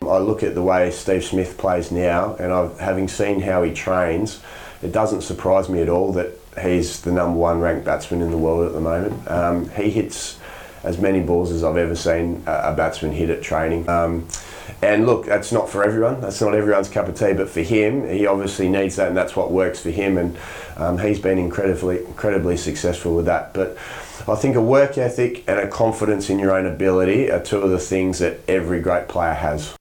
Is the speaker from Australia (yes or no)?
yes; Port Hedland, Western Australia, Australia; also born or lived in Perth; spent most of my time growing up in the uh, the dust bowls up there